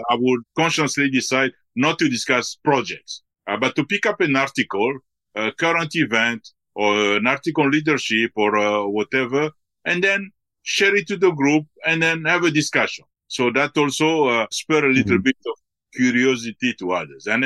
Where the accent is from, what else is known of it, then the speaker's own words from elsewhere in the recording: DR Congo; also born or lived in Belgium; I was born in the Congo and then we live partly in Belgium and then in the Congo. And then uh, from there, uh, even within Africa, we have traveled in some places.